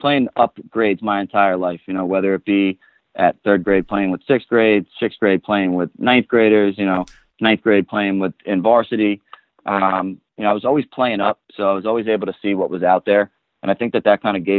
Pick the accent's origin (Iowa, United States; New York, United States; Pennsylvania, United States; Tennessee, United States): New York, United States; Long Island; I grew up on Long Island